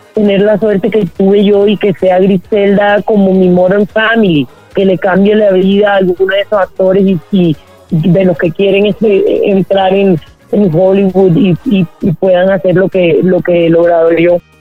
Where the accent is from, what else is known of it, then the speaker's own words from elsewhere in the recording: Colombia; yo crecí en Colombia en esa época